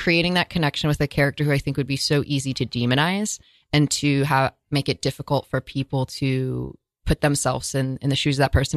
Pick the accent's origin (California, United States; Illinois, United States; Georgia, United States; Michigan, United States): California, United States; Northern; growing up in California, in Northern California